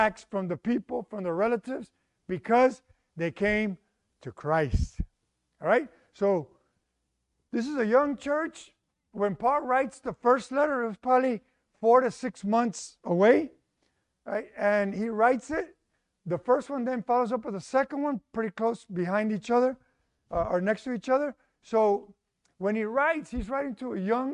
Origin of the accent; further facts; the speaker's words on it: Houston, Texas, United States; Mexican parents, born in Houston